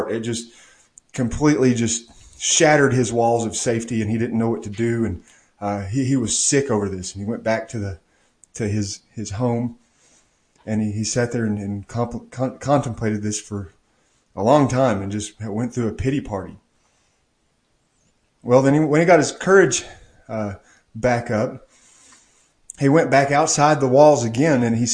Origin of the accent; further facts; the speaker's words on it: Maryville, United States; moved away; I rarely go back to my hometown of Maryville